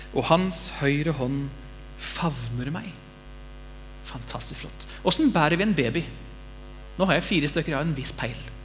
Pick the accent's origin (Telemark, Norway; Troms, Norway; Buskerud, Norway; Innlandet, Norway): Telemark, Norway; Bamble; Når jeg var liten gutt, så satt vi hjemme i Bamble, jeg og mamma og pappa og de to brødrene mine